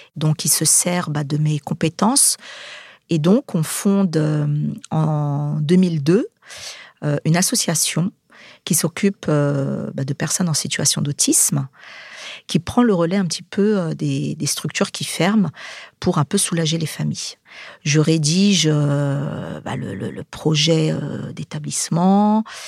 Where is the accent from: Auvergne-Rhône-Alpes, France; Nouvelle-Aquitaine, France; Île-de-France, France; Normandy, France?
Île-de-France, France; Saint-Denis; Je suis de Saint-Denis. Je suis née en 74. On est une fratrie de sept